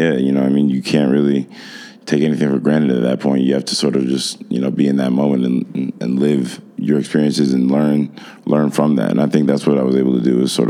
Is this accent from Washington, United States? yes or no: no; Evanston, Illinois, United States; I'm not from Chicago. I'm from Evanston, which is like the first suburb north of mm-hmm. Chicago, which is sort of like, I would say, a mini Chicago.